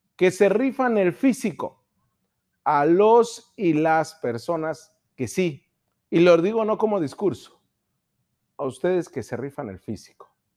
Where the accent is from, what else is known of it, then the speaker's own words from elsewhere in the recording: Baja California, Mexico; somos baja californianos, somos mexicanos, somos ensenadenses, somos mexicalenses